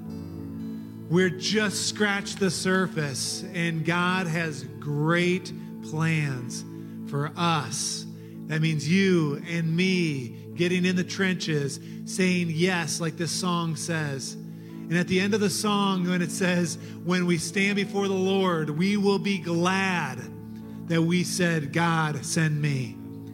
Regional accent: Detroit, Michigan, United States; moved away; in Detroit, in my hometown, in my home church

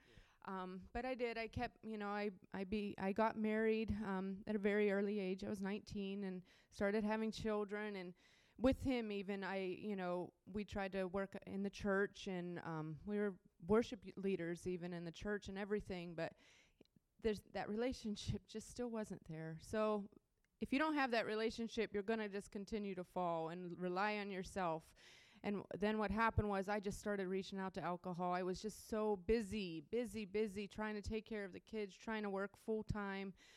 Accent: Pittsburgh, Pennsylvania, United States; moved away; also born or lived in Ohio; I'm from around Pittsburgh, Pennsylvania, actually. Um, I just moved from Ohio, but um, I grew up in Pittsburgh.

